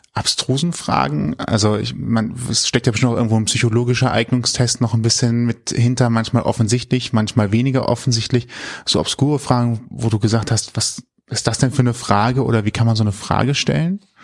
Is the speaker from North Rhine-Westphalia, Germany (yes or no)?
yes; Cologne, North Rhine-Westphalia, Germany; man ist ja als Kölner oft immer nur in den Kerngebieten unterwegs